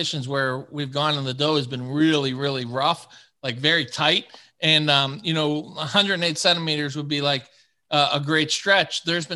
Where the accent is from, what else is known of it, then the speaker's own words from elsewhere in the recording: Pittsburgh, Pennsylvania, United States; I'm from Pittsburgh, Pennsylvania